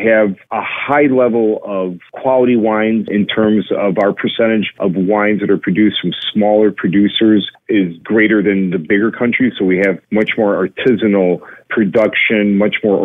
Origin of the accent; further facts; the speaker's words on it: Chicago, Illinois, United States; I'm a first-generation Greek kid, born and raised in Chicago